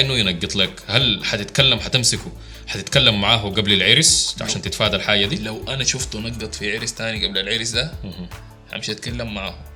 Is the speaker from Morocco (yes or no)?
no; Sudan; عندنا في السودان